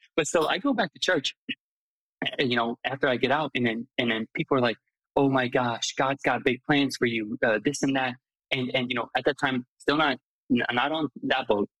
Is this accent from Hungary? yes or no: yes; Hungary; English is a second language; also born or lived in Lima, Ohio / Durham, North Carolina / Lansing, Michigan; now in Chicago, United States; I grew up and I was born in Hungary